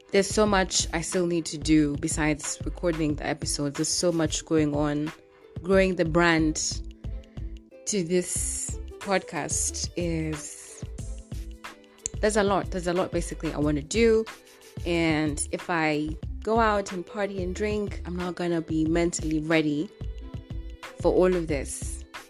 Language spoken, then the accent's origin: English; Kenya; here in Kenya, uh I'm from the Luo community